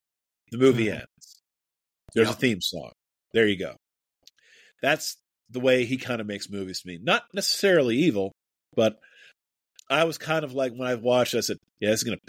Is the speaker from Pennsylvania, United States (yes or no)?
yes; Pittsburgh, Pennsylvania, United States; I'm from the Pittsburgh metro area.